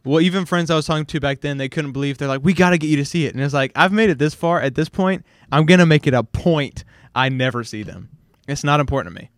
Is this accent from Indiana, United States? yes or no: no; Hawaii, United States; also born or lived in Louisiana; now in Shreveport, United States; I grew up, like, pretty much solely around Asian people. I was, like, the minority in Hawaii